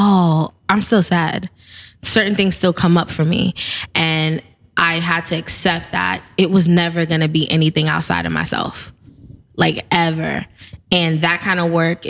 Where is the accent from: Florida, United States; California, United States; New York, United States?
New York, United States; New York City; I grew up in the Bronx. Yep. I'm born and raised BX stand up